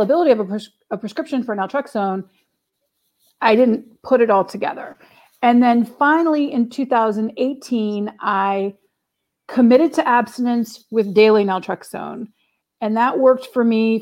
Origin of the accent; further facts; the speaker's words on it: New Orleans, Louisiana, United States; moved away as an adult; also born or lived in Boston; I was born and raised in New Orleans, Louisiana, here in the States